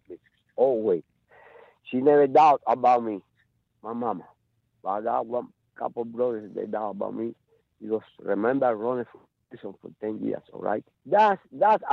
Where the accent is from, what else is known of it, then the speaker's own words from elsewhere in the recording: Cuba; English is a second language; moved away as an adult; also born or lived in Florida; now in United States; I made a decision to come from Cuba. I born in 1954 when Castro came to Cuba. I'm 5 years old. That's it. I'm raised and grow up with that system